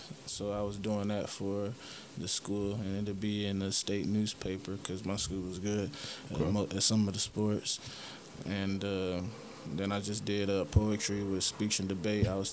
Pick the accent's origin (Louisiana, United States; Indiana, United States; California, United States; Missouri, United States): Indiana, United States; Indianapolis; moved away as an adult; also born or lived in Terre Haute, Indiana / Coos Bay, Oregon / Portland, Oregon; growing up in Indiana